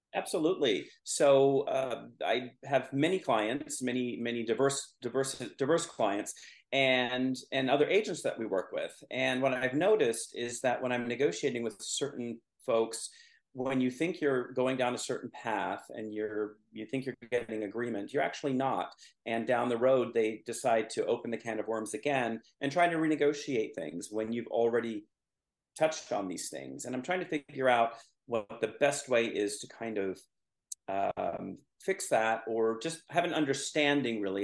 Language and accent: English; Mid-Peninsula, California, United States; I grew up on the Mid Peninsula